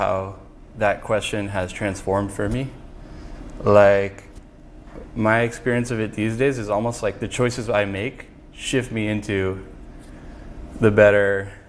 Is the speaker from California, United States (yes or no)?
yes; Mountain View, California, United States; I was born in Mountain View.